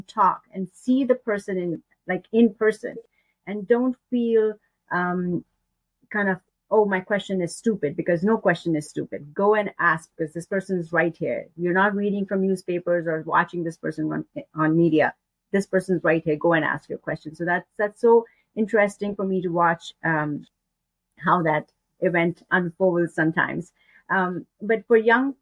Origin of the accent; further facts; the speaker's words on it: India; now in Canada; I am from India